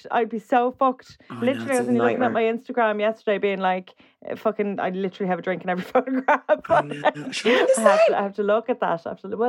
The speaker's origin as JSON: {"language": "English", "country": "Ireland", "said": "we're Irish"}